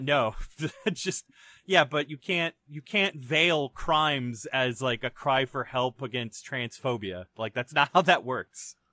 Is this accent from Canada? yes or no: yes; Canada; as a Canadian citizen